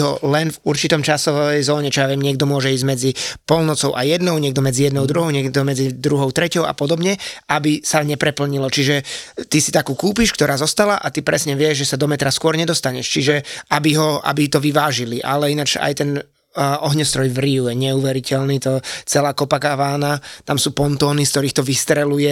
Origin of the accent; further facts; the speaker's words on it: Slovakia; doma na Slovensku